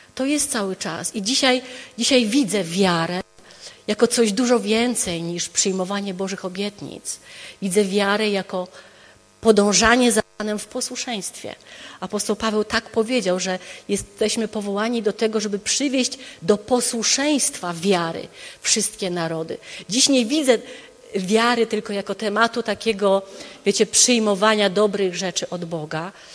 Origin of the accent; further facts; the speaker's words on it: Wrocław, Lower Silesian Voivodeship, Poland; moved away as an adult; also born or lived in United States; Ja się wychowałam, jestem rodowitą wrocławianką, wychowałam się tutaj